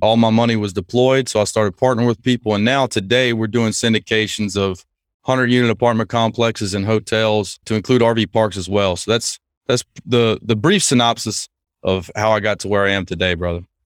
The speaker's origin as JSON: {"language": "English", "town": "Lake Charles", "region": "Louisiana", "country": "United States", "tie": "born or raised there", "moved": "as an adult", "said": "I grew up in Lake Charles, Louisiana"}